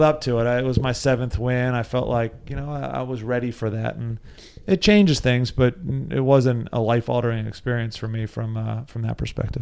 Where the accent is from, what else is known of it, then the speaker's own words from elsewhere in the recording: Lancaster, Pennsylvania, United States; I grew up in Lancaster, Pennsylvania.